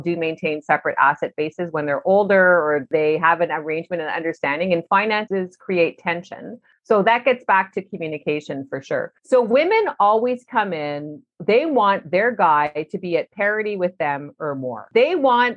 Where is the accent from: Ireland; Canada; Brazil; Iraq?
Canada; also born or lived in Vancouver; we're all Canadian